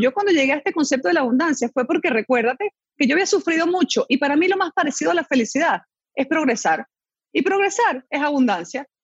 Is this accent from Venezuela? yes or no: yes; Venezuela; moved away as an adult; also born or lived in Chile; now in Panama; me crié en Venezuela